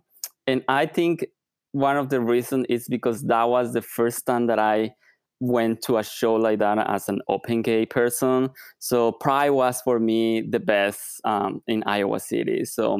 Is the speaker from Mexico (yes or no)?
yes; Mexico; I'm originally from Mexico, so the weather is beautiful.